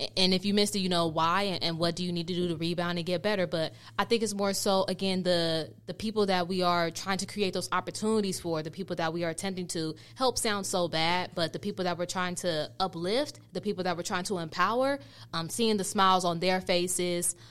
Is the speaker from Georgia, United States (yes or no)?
no; Oakland, California, United States; born and raised in Oakland, California, uh, to you know, in a, in a Nigerian f- household.